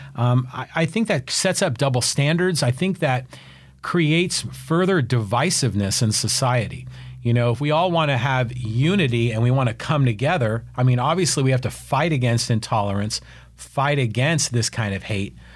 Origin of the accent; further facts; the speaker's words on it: San Francisco, California, United States; now in San Diego, United States; I grew up in San Francisco and, you know, like Irish Catholic family